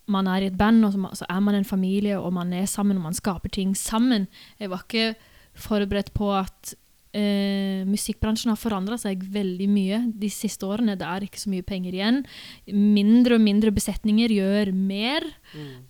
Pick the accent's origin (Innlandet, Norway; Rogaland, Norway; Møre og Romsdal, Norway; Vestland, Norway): Rogaland, Norway; Sola; Min bakgrunn, oppvekst i Sola kommune, der jeg vokste opp, eh, var jo mye musikaler og sånne ting.